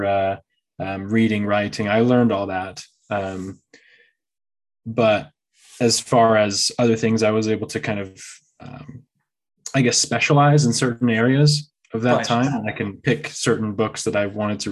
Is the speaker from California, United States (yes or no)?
yes; San Francisco Bay Area, California, United States; moved away; I actually was born and raised in California. So, I was born over close to the San Francisco Bay Area